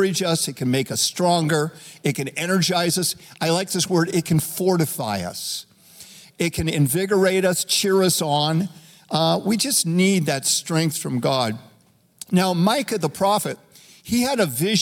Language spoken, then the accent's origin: English; Reno, Nevada, United States; When I was 12 years old, growing up in Reno, Nevada